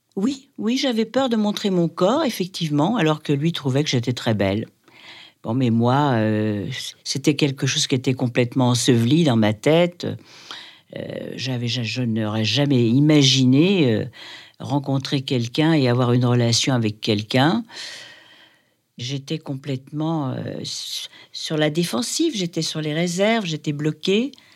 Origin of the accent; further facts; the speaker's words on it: Paris, Île-de-France, France; j'ai grandi, alors, euh, j'ai grandi à Paris, à l'âge de 6 ans